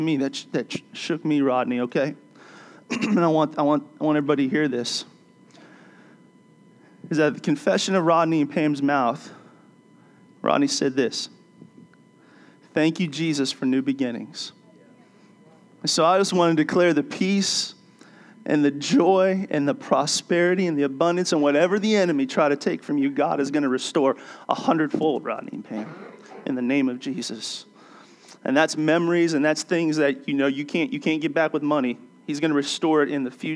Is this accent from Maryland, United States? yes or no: yes; D.C., Maryland, United States; I grew up in Maryland, outside of Washington, D.C.